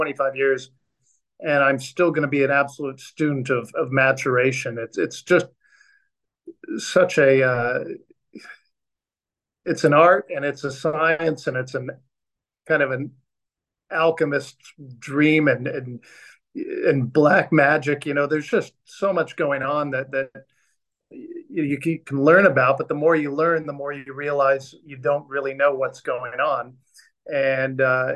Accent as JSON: {"language": "English", "area": "Orange County", "region": "Southern California", "country": "United States", "tie": "born or raised there", "also_born_or_lived": "Downey, California / San Diego, California", "moved": "as an adult", "lives_now": "Australia", "said": "I was born and raised in Southern California, and I was born in a town called Downey, which is a suburb of Los Angeles, and grew up in Orange County"}